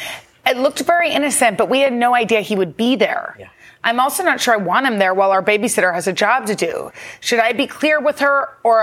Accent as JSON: {"language": "English", "region": "Texas", "country": "United States", "said": "No, I just think, I know, and I'm from Texas. Now I'm going to get shamed by my state."}